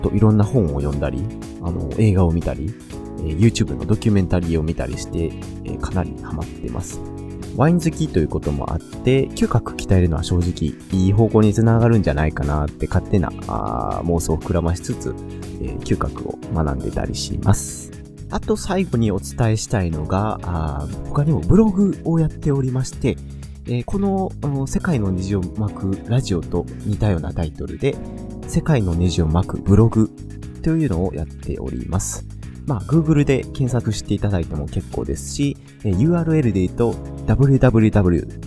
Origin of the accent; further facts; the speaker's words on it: Kansai, Japan; accent: Kansai dialect; 僕は関西生まれ関西育ちで二十数年以上ずっと関西にいます